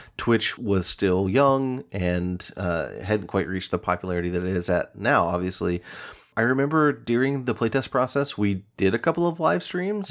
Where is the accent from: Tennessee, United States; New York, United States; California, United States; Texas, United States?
Tennessee, United States; Chattanooga; moved away as an adult; also born or lived in Knoxville, Tennessee; now in Seattle, United States; Knoxville's about two hours from my hometown of Chattanooga